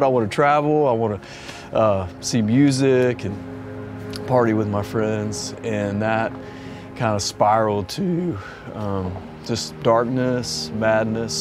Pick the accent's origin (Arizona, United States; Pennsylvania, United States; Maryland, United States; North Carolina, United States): North Carolina, United States; Ocean Isle Beach; I was born in North Carolina, grew up on the coast in Ocean Isle Beach